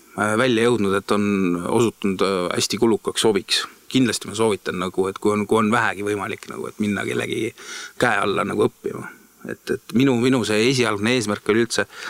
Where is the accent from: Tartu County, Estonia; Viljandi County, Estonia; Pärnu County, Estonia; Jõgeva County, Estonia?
Viljandi County, Estonia; Viljandi; moved away as an adult; also born or lived in Tallinn; ma olen Viljandist pärit ja peale gümnaasiumi lõpetamist ähm, tulin suure hooga Tallinnasse EBS-i õppima